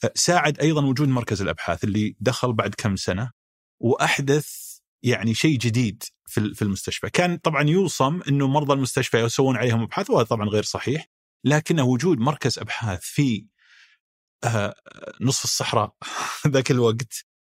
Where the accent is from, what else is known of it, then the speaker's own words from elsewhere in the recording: Riyadh, Riyadh Province, Saudi Arabia; انا ابن الرياض